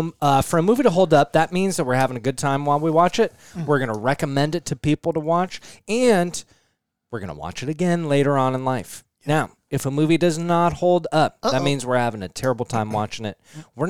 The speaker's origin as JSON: {"language": "English", "town": "Littleton", "region": "Colorado", "country": "United States", "tie": "born or raised there", "said": "my hometown, Littleton, Colorado."}